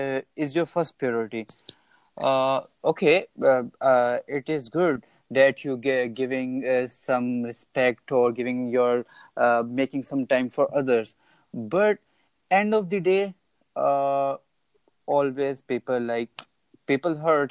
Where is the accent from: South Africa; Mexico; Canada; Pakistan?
Pakistan; I'm from Pakistan